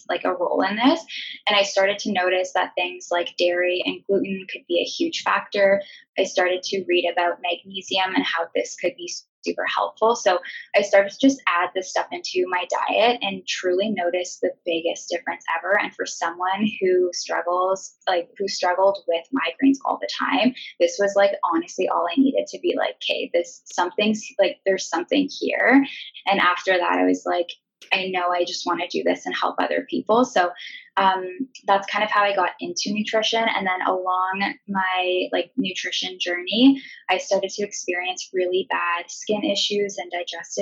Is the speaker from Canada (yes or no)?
yes; Ontario, Canada; now in Vancouver, Canada; I am currently living in Vancouver, BC with my boyfriend. We're from Ontario